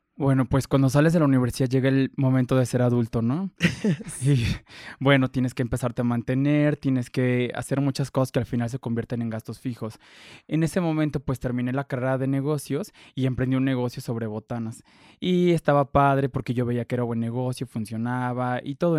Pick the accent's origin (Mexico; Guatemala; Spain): Mexico; como mexicanos, de que individualmente no queremos compartir